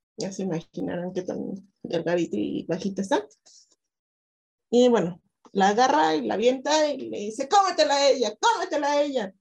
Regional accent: Toluca, State of Mexico, Mexico; yo vengo, yo vengo de Toluca

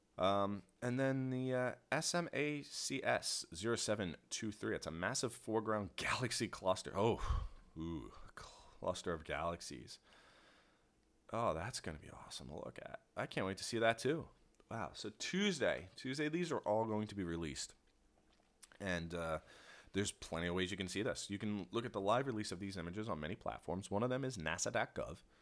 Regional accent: Philadelphia, Pennsylvania, United States; accent: Philly; I say water like that because I'm from Philly.

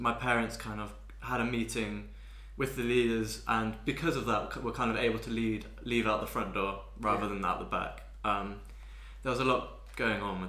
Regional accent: Bath, South West England, United Kingdom; I ended up growing up in Bath

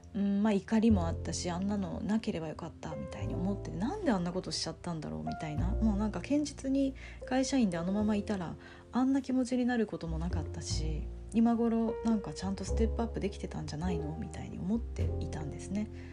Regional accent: Japan; born or raised there; moved away as an adult; now in Tokyo, Japan

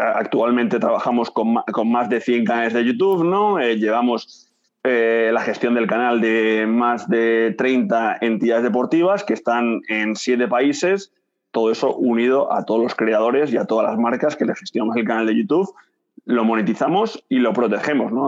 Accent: Madrid, Community of Madrid, Spain; moved away as an adult; also born or lived in Barcelona; Yo soy de Madrid, yo soy de Madrid

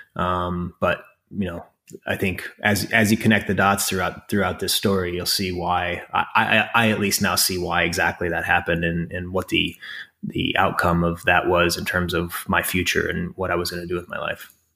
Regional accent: Crofton, Nebraska, United States; now in Bedford, New York, United States; I was raised in a farm town, um, in northeastern Nebraska called Crofton.

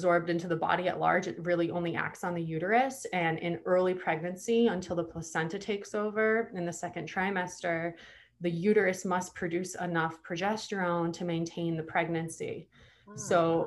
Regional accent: Hawaii, United States; I'm from Hawaii

